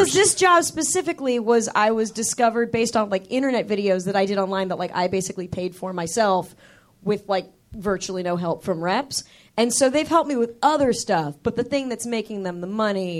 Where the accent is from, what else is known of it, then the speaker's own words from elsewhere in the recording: Manhattan Beach, California, United States; I grew up in Manhattan Beach, about 40 minutes south of here.